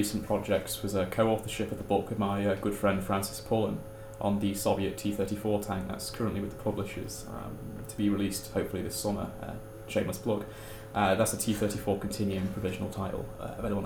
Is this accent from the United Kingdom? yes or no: yes; Manchester, North West England, United Kingdom; I'm from Manchester and I study history